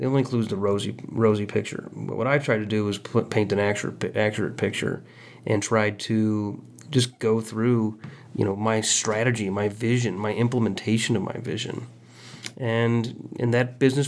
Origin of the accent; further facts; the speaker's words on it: Quincy, Illinois, United States; now in Kansas City, United States; my hometown of Quincy, Illinois